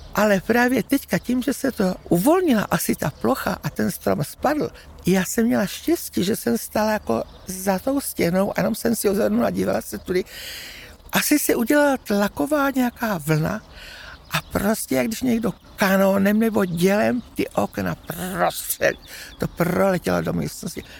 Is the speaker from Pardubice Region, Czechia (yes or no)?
no; South Moravian Region, Czechia; To je můj rodný dům od narození. Těch 80 roků tady bydlím